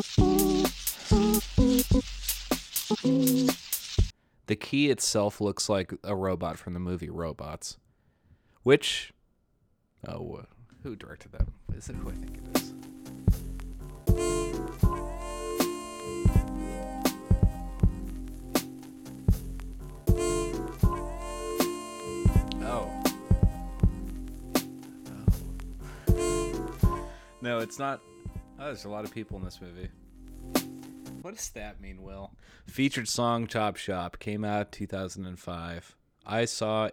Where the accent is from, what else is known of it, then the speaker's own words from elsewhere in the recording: Maryland, United States; I'm from Maryland